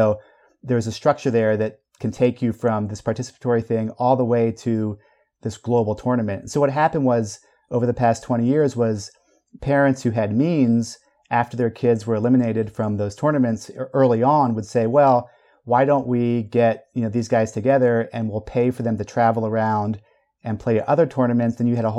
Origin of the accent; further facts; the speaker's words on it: Belgium; I was a little kid growing up in Belgium, but here was a slice of Americana that I could channel into.